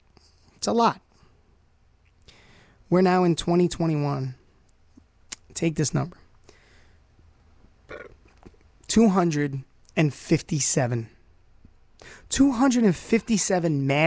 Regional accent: New York City, New York, United States; moved away as an adult; also born or lived in Brockport, New York; now in Rochester, United States; I was born and raised in Brooklyn, New York. Bensonhurst, Coney Island, right in the middle, smack dab

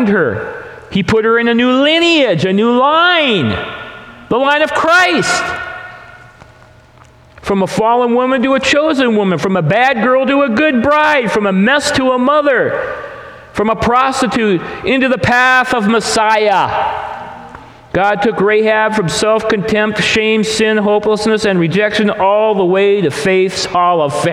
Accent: the Northwest, Pacific Northwest, United States; We're from the Northwest here

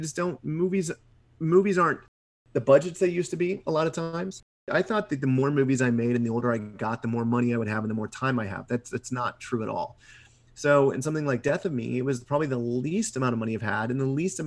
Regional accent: Midwest, United States; being a Midwesterner

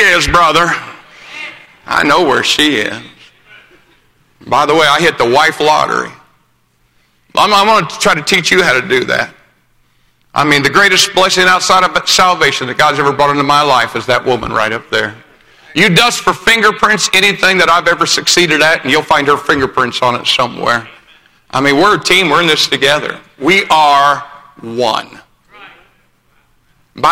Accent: Greencastle, Indiana, United States; I was born in Greencastle, Indiana.

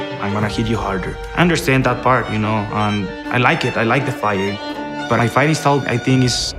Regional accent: Parral, Chihuahua, Mexico; I'm from Parral, Chihuahua. I grew up in a little ranch, taking care of animals, riding horses with my dad

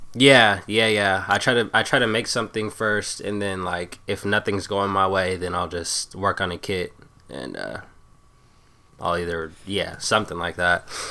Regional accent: Tacoma, Washington, United States; it's Tacoma. It's like a, a suburb of Seattle pretty much, thirty minutes

